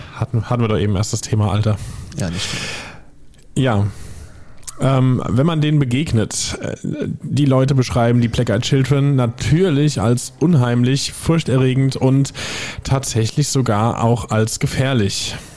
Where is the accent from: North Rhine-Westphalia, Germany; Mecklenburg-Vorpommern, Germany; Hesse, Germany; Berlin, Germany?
Hesse, Germany; area between Niederbrechen and Villmar; moved away; aus meiner Ecke kommt. Das war zwischen, Achtung, äh, jetzt festhalten, es sind auch lustige Ortsnamen, zumindest einer davon. Es war zwischen Niederbrechen und Filmer